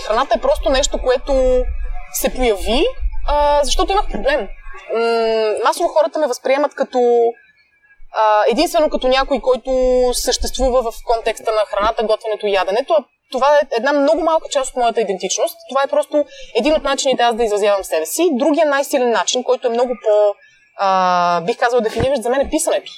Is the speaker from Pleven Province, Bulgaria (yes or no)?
yes; Pleven, Pleven Province, Bulgaria; also born or lived in Blagoevgrad; now in Sofia, Bulgaria; аз съм от Плевен, учила съм в Благоевград